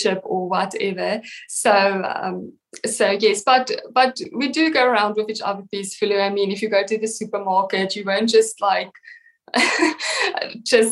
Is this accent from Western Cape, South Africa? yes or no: yes; Western Cape, South Africa; I grew up in the Western Cape